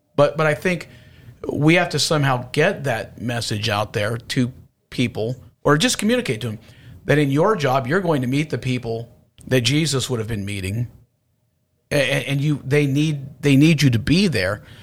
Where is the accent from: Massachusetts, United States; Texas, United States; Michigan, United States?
Texas, United States; Houston; I'm from Houston